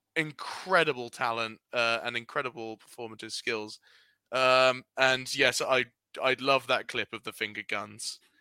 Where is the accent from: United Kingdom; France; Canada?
United Kingdom; We're British boys